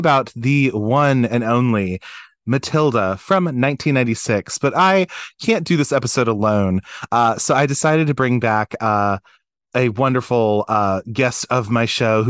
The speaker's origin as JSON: {"language": "English", "region": "Maryland", "country": "United States", "said": "we're so from Maryland"}